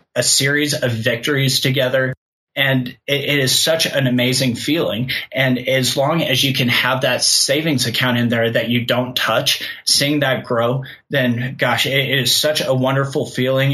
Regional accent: Kansas, United States; moved away as an adult; also born or lived in Colorado; I grew up in Kansas and I moved to Colorado to go to school

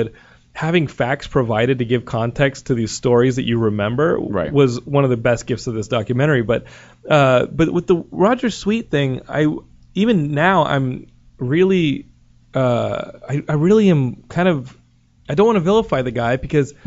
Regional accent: Austin, Texas, United States; moved away; It's my hometown

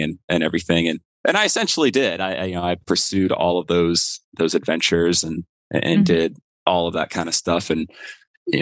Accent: Florida, United States; moved away as an adult; I grew up in Florida

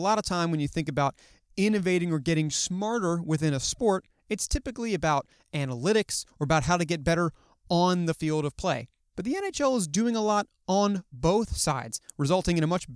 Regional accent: Baltimore, Maryland, United States; I'm from Baltimore

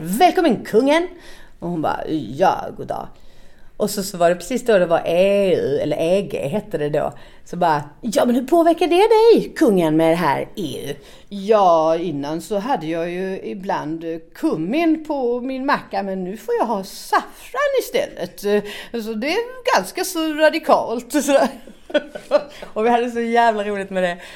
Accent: Malmö, Skåne, Sweden; moved away as an adult; also born or lived in Stockholm; Jag är uppvuxen i Malmö, eh, på Kirseberg, som ligger i östra delen av Malmö.

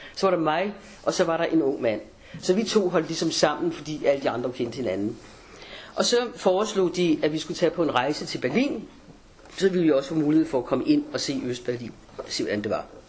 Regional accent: Denmark; jeg havde dansk pas

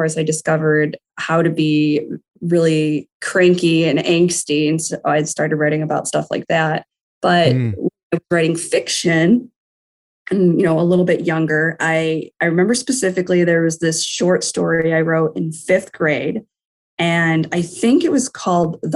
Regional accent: Detroit, Michigan, United States; I am from Metro Detroit, so Michigan. Currently, I live in Livonia, Michigan.

